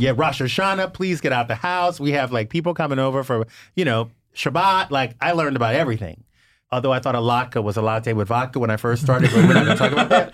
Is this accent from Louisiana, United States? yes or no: yes; Louisiana, United States; also born or lived in West Hollywood, Los Angeles; now in Los Angeles, United States; growing up in Louisiana, you know, I was a church girl for a long time, and then moving to West Hollywood in Los Angeles